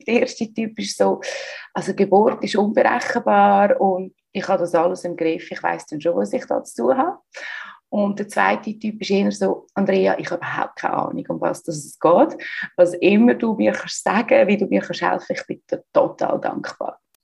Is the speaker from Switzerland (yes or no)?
yes; Switzerland; accent: Swiss German; moved away as an adult; also born or lived in United States; now in Barcelona, Spain; Ich bin ursprünglich aus der Schweiz. Ich lebe aber seit längerer Zeit im Ausland. Das gehört mir auch so ein bisschen an meinem Schweizerdeutsch